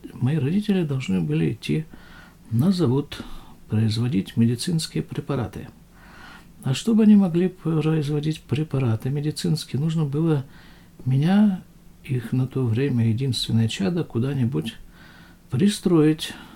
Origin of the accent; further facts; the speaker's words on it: Krasnoyarsk, Krasnoyarsk Krai, Russia; now in West Bank; Это все мое детство происходило в Красноярске практически